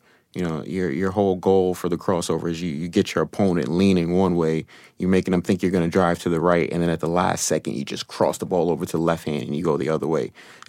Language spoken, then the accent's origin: English; New York City, New York, United States; stand-up comedian, and I am from the Bronx, New York.